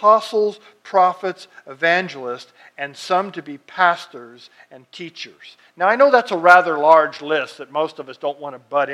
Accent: Fresno, California, United States; I grew up out in the Fresno area

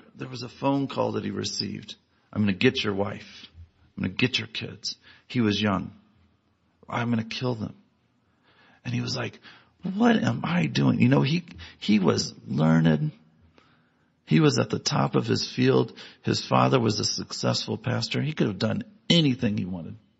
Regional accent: Galesburg, Illinois, United States; I grew up in Galesburg, Illinois, a small Midwestern town.

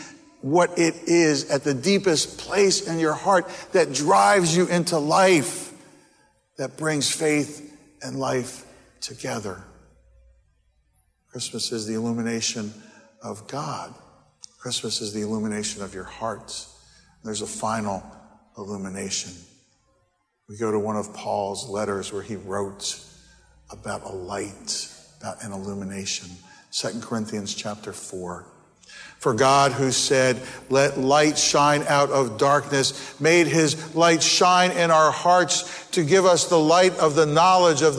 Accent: New Jersey, United States; moved away; the street where I grew up on in New Jersey

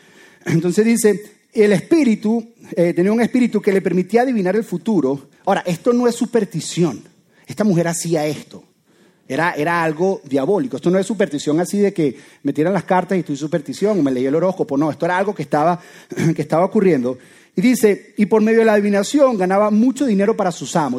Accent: Venezuela; soy venezolano

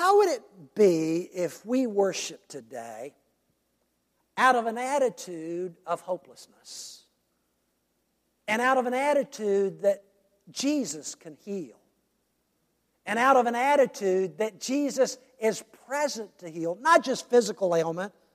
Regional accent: United States; we as American Christians

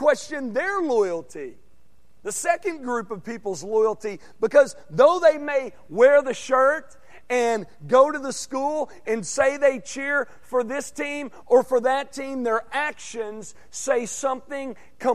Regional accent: Arkansas, United States; moved away as an adult; now in Texas, United States; my home state, because in Arkansas, you got the Hogs

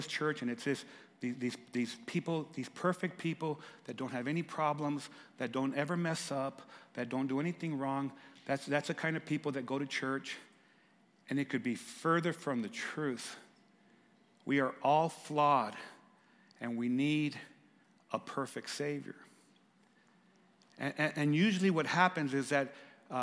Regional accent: Lordsburg, New Mexico, United States; I'm from Lordsburg, New Mexico

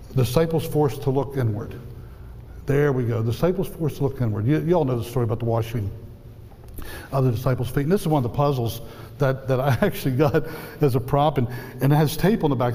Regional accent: outside the Appalachians, United States; I grew up outside the Appalachians

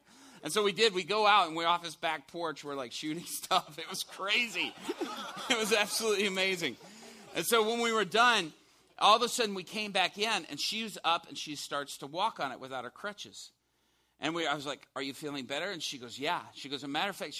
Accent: Chicago, Illinois, United States; I'm from Chicago

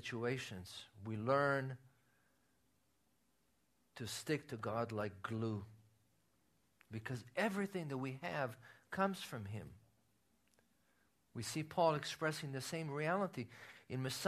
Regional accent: Israel; moved away; when I was growing up in Israel, playing cards was considered a sin among the believers

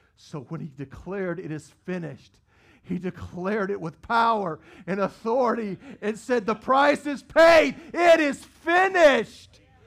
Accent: the Bible Belt, United States; we grew up in the Bible Belt

